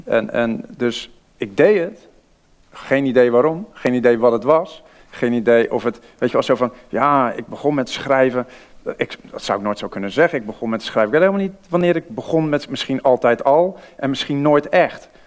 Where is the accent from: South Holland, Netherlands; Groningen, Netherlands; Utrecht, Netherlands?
South Holland, Netherlands; Vlaardingen; accent: Rotterdam; dan hoort ze wel iets Rotterdams. En dan zei ik ja, uh, Vlaardingen.